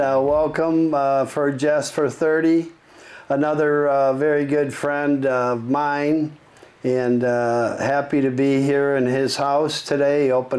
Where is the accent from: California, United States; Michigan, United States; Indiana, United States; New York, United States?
Michigan, United States; Highland Park; We were all Highland Park.